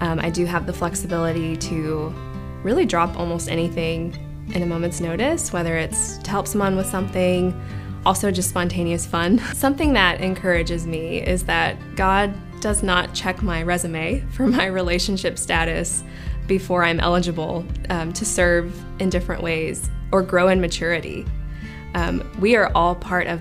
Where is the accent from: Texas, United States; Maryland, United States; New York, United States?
Texas, United States; Dallas; moved away as an adult; now in Austin, United States; I am from the Dallas area, and I moved to Austin in 2006 to go to UT